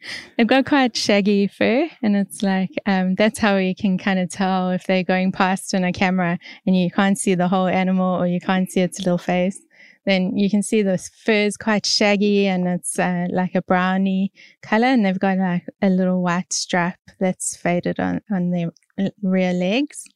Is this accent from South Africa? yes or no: yes; South Africa; moved away as an adult; now in Australia; I'm from South Africa originally and, um, I came over to Australia probably eight years ago now